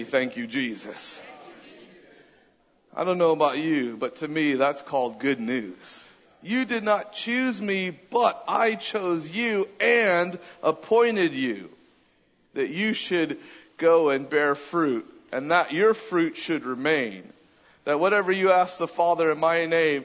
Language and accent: English; Southern California, United States; moved away as an adult; also born or lived in Redding, California; now in Austin, United States; I grew up in Southern California.